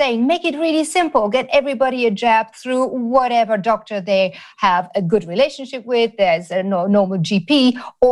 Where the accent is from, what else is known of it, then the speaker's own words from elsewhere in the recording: Germany; I grew up in Germany